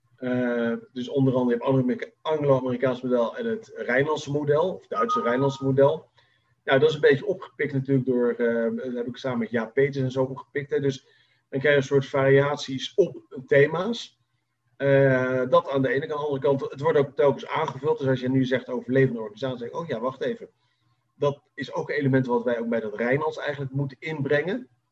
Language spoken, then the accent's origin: Dutch; Netherlands; Wij als Nederlanders